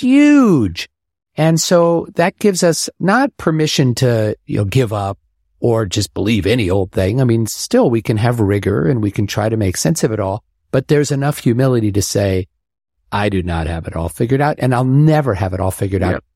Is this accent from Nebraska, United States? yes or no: yes; Omaha, Nebraska, United States; moved away; growing up in Omaha